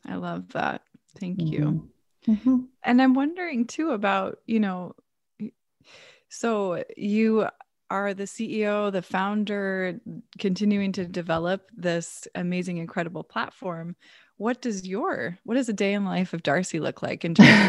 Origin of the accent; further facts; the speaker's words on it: Vancouver, Washington, United States; I grew up in Vancouver, Washington